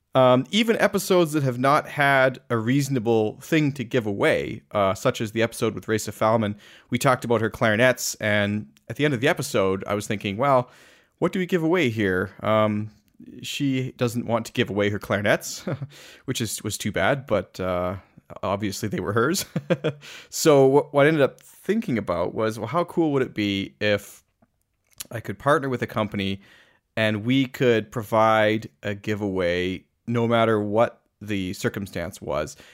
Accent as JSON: {"language": "English", "town": "Calgary", "region": "Alberta", "country": "Canada", "tie": "born or raised there", "said": "my hometown of Calgary"}